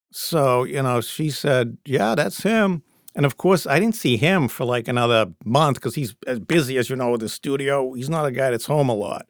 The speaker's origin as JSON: {"language": "English", "town": "Peabody", "region": "Massachusetts", "country": "United States", "tie": "born or raised there", "lives_now": "Medford, United States", "said": "I grew up in Peabody."}